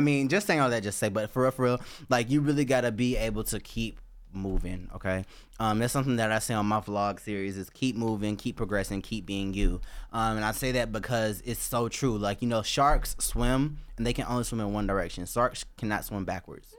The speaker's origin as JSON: {"language": "English", "region": "Georgia", "country": "United States", "tie": "born or raised there", "said": "my home state, Georgia"}